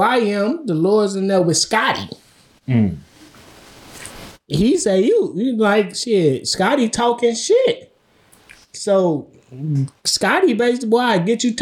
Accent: Chicago, Illinois, United States; I'm from here. Born and raised in Chicago.

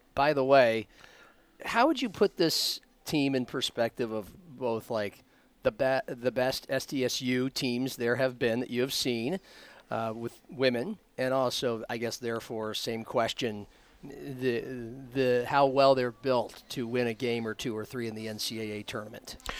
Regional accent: Omaha, Nebraska, United States; growing up in Omaha

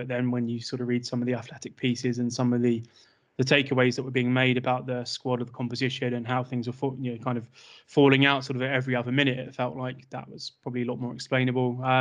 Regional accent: England, United Kingdom; my Englishness

